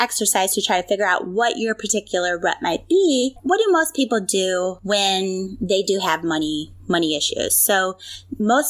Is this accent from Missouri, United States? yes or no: yes; St. Louis, Missouri, United States; I'm from the St. Louis area, so home of the Blues